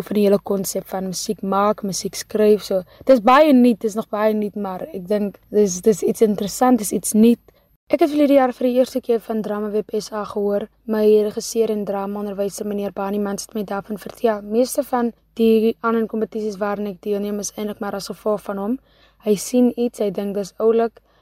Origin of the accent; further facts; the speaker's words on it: Kakamas, Northern Cape, South Africa; gebore en grootgemaak in Kakamas.